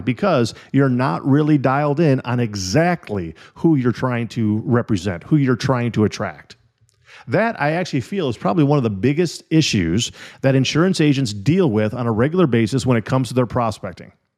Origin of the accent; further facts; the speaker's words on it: Illinois and Wisconsin, Midwest, United States; moved away; also born or lived in California; When I was a little kid, I grew up in Illinois and Wisconsin